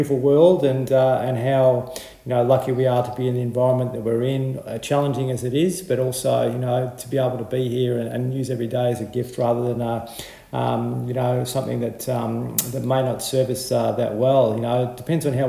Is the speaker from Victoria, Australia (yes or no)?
yes; Horsham, Victoria, Australia; I grew up in Horsham